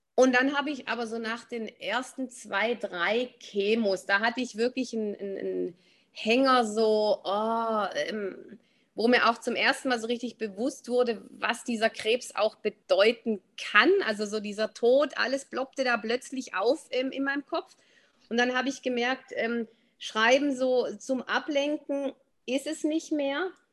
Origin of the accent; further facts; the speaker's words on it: Swabia, Germany; also born or lived in Black Forest, near Freiburg; now in Black Forest near Freiburg, Germany; ich bin von Haus aus Schwäbin, wohne aber jetzt im Schwarzwald.